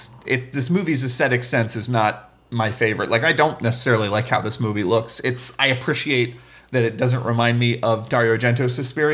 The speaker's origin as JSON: {"language": "English", "country": "United States", "said": "but I'm an American viewer. So that's going to be the thing I relate to."}